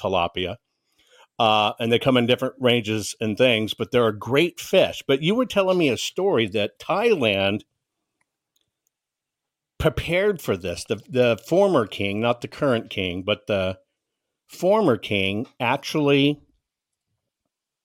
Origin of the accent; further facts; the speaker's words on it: San Antonio, Texas, United States; When I was a kid growing up in San Antonio, Texas, in the 70s